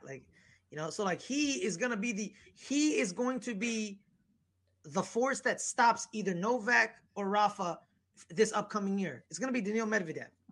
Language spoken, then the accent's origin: English; United States; I'm an American. Uh, you know, I love being an American